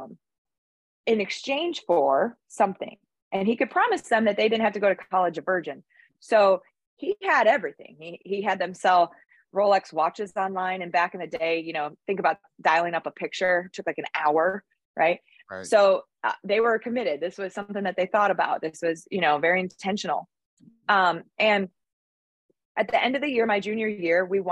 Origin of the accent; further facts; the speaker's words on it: Michigan, United States; now in Pensacola, United States; I grew up in Michigan, where it's way wicked more cold than it is here in Pensacola. And I'm from a small town